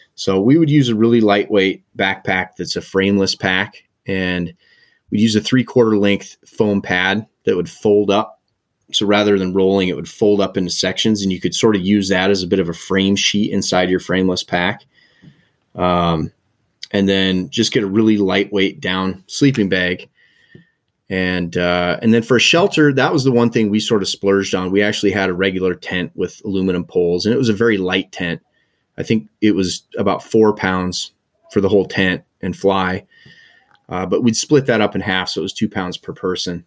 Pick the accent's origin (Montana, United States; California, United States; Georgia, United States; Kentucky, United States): Montana, United States; Helena; moved away as an adult; also born or lived in Bozeman / Forest Grove, Oregon / Aspen, Colorado; now in Nelson, Canada; I was born and raised in Montana, and, uh, grew up in Helena, Montana